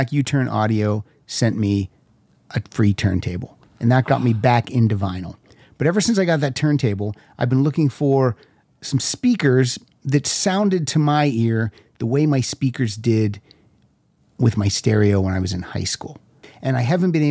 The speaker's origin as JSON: {"language": "English", "region": "Pennsylvania", "country": "United States", "accent": "Pennsylvania", "said": "my Pennsylvania accent"}